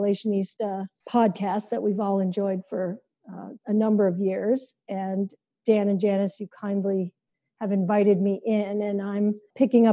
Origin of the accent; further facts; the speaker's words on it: India; moved away; I grew up in India, as you may know, and one of the things my caretaker, my Aya, used to tell me